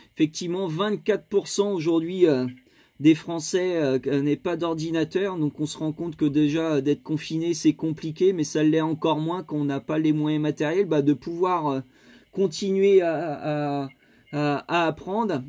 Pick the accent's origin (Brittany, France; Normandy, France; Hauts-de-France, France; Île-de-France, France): Hauts-de-France, France; je suis des Hauts-de-France.